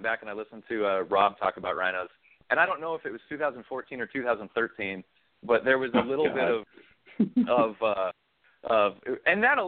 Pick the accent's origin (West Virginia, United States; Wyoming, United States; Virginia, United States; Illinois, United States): Wyoming, United States; moved away as an adult; also born or lived in Montana / Kansas / Charleston, South Carolina; now in Austin, Texas, United States; I grew up in Wyoming most of my life, where it was a desert and the wind blew and it was winter for 9 months out of the year.